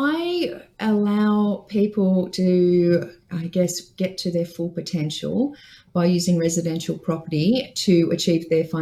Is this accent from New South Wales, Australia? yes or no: yes; Dubbo, New South Wales, Australia; I grew up in Dubbo on a farm.